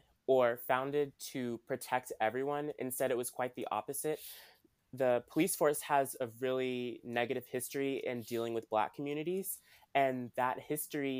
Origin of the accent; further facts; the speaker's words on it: Washington, District of Columbia, United States; I'm from Washington, D.C.